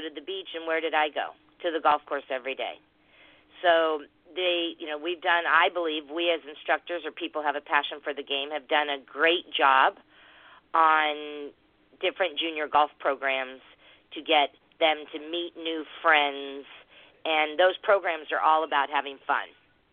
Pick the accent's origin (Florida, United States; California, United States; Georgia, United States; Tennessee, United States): California, United States; San Diego; I was from San Diego.